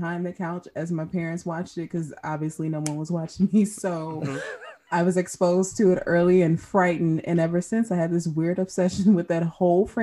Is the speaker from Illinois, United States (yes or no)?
yes; Chicago, Illinois, United States; I'm also from Chicago